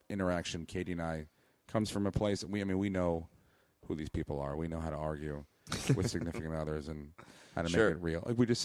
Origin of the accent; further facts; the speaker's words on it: East Coast, United States; moved away; I'm from the East Coast.